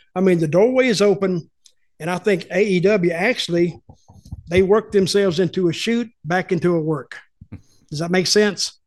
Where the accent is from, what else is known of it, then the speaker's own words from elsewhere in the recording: the Carolinas, United States; I grew up in the Carolinas